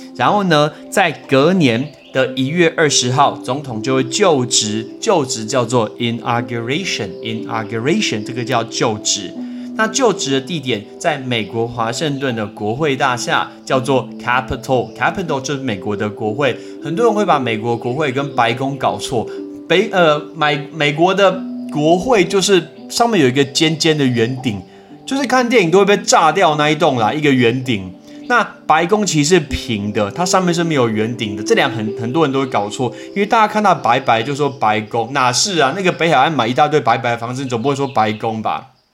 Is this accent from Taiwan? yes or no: yes; Taiwan; 虽然我们人在台湾